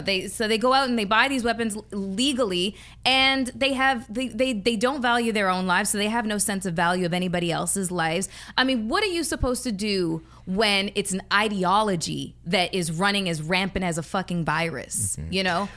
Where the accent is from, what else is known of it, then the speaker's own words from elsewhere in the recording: Canada; I'm Canadian